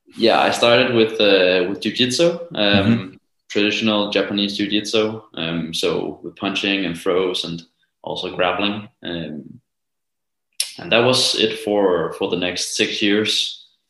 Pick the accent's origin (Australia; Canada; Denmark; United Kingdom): Denmark; Copenhagen, Capital Region of Denmark; I live in Copenhagen. And uh, well, I'm also from Copenhagen